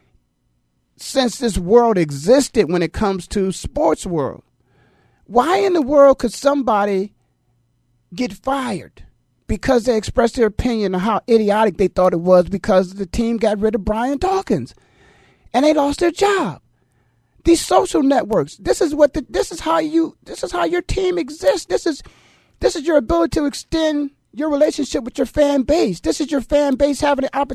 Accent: Canton, Ohio, United States; moved away as an adult; also born or lived in Philadelphia; I was born and raised in Canton, Ohio.

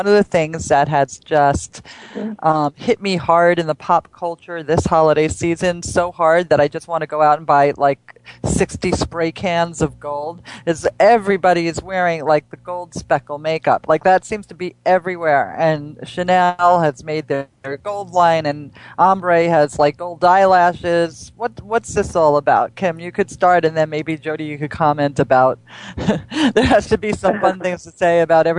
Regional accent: East Coast, United States; And especially us, because we grew up on the East Coast, and then you would only have a short summer season

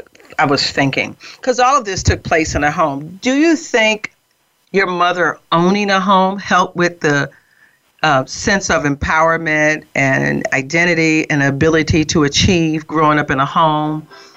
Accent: Newark, New Jersey, United States; Growing up in Newark, I owned a home in Jersey City for almost 20 years. And growing up in, Newark and Jersey City are right next door to each other.

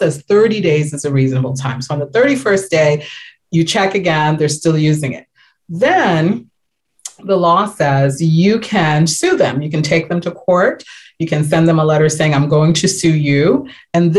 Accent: New York, United States; So I'm from New York

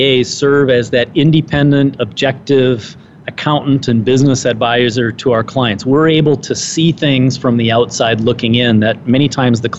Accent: Minnesota, United States; the Minnesota Society where I was, you know, that's my home state

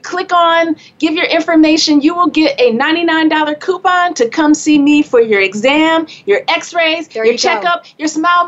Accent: Flint, Michigan, United States; now in New York, United States; I came to New York from Flint, Michigan

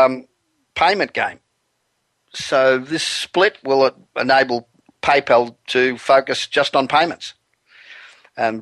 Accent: Australia; moved away as an adult; now in Los Angeles, United States; I'm originally Australian. I've been living in Los Angeles for 27 years, but the accent does not ever seem to want to go away

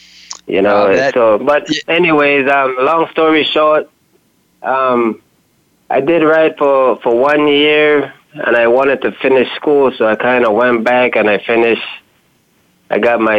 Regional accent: Bronx, New York, United States; born there; and so I was born in New York, the Bronx.

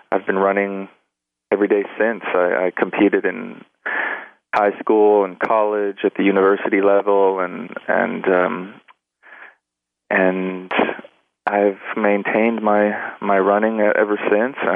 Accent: Los Angeles, California, United States; I was born and raised in in Los Angeles.

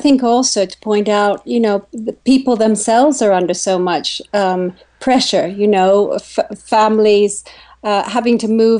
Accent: Kenya; When I grew up in Kenya, there were 10 million people in the country, and there are 45 plus million now.

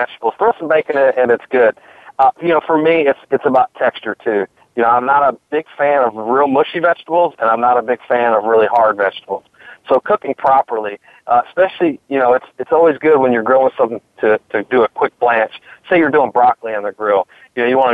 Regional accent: Michigan, United States; now in North Carolina, United States; I'm originally from Michigan. I've lived in North Carolina for the past, you know, 30 plus years

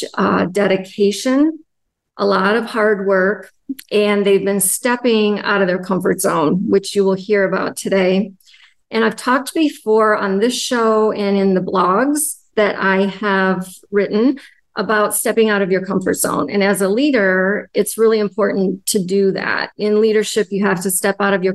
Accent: United States; I'm from the United States

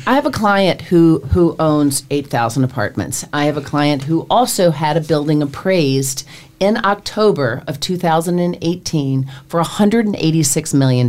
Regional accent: Nashville, Tennessee, United States; now in New York, United States; I'm from Nashville

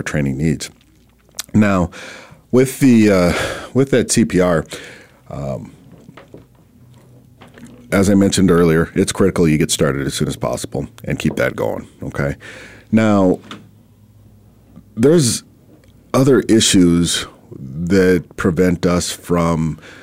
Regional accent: Minnesota, United States; now in Arizona, United States; I'm originally from Minnesota

